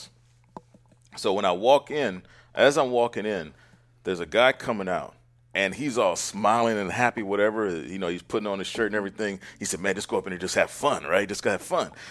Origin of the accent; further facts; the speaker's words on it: Oakland, California, United States; Born and raised in Oakland